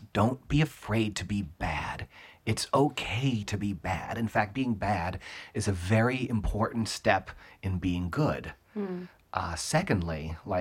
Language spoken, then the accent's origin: English; South Florida, United States; moved away; I grew up in South Florida